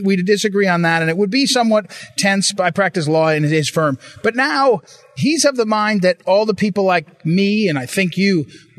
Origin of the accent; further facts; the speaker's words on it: Missouri, United States; I come from Missouri.